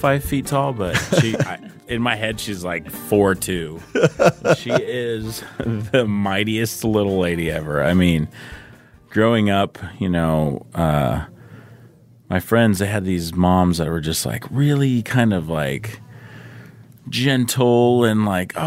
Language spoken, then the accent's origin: English; Southern California, United States; I grew up in Southern California